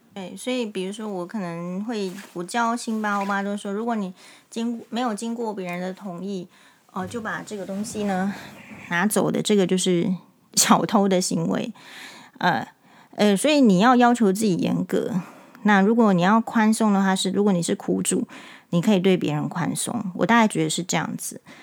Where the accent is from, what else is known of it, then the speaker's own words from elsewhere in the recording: Taiwan; 我们台湾人习惯